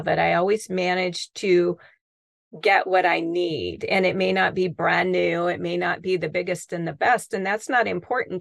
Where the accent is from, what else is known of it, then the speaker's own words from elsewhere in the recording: the Northwest, Pacific Northwest, United States; now in Arizona, United States; I'm from the Northwest